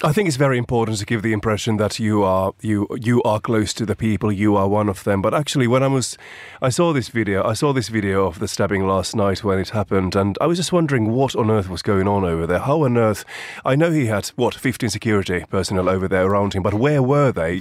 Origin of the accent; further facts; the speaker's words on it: Finland; moved away; my home country, Finland